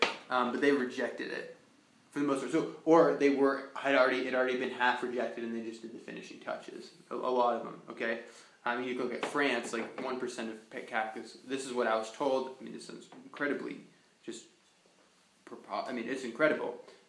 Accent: Fort Collins, Colorado, United States; Fort Collins is my hometown, by the way.

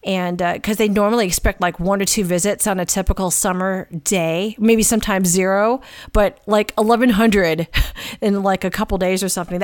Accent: Midwest, United States; now in Portland, United States; I'm from the Midwest.

